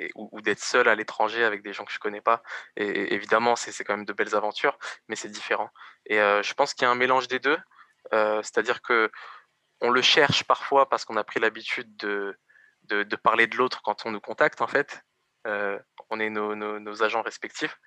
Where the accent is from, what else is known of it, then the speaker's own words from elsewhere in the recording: Évry, Île-de-France, France; Bon, bah alors moi j'ai grandi à Évry. Donc je suis né à Évry